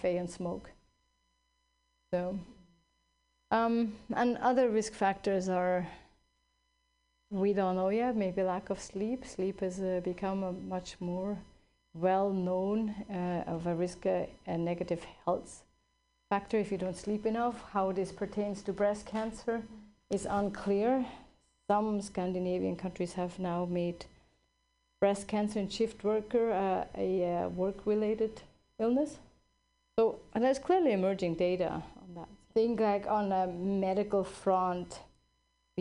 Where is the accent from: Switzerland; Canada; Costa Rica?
Switzerland; now in California, United States; I grew up in Switzerland.